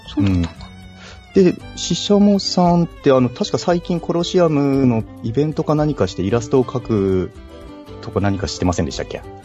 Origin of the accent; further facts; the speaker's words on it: Yamagata, Japan; 私の地元の山形